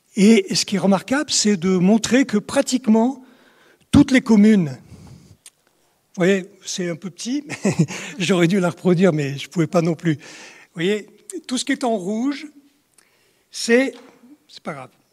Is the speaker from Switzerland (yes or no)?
no; Provence-Alpes-Côte d'Azur, France; je suis originaire des Hautes-Alpes à l'origine